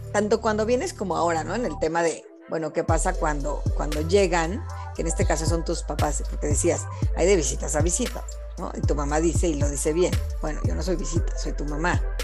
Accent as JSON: {"language": "Spanish", "country": "Mexico", "said": "yo como mexicana"}